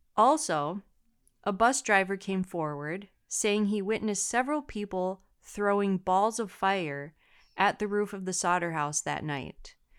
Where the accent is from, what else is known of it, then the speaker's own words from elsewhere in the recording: United States; I'm American